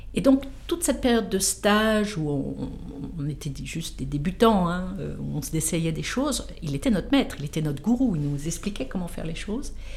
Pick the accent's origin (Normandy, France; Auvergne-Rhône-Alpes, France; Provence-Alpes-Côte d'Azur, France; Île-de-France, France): Île-de-France, France; Versailles; je suis née à Versailles, j'ai fait toutes mes études à Versailles